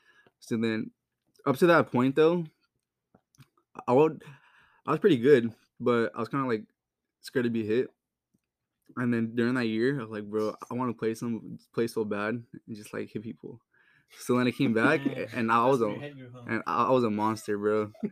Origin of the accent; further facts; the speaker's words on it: Fontana, California, United States; Yeah, so, I was born in Fontana, California. Grew up there.